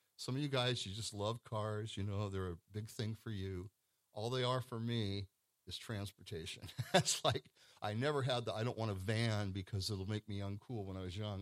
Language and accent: English; Pacific Northwest, United States; I come from the Pacific Northwest